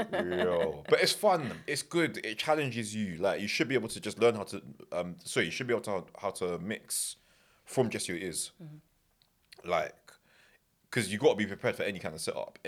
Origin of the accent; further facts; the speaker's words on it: London, United Kingdom; I'm from Northwest, innit? And to be fair, I've not always been from North West. I was from West originally